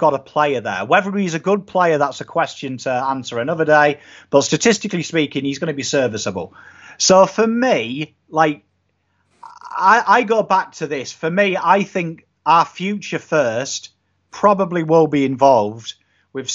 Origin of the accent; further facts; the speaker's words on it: England, United Kingdom; being English